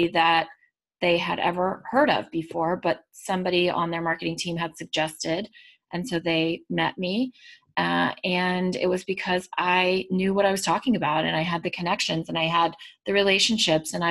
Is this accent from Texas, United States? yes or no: yes; Texas, United States; now in Massachusetts, United States; I'm from Texas originally